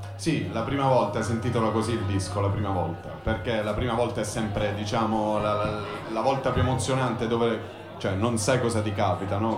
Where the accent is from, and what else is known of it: Fasano, Apulia, Italy; moved away as an adult; now in Turin, Italy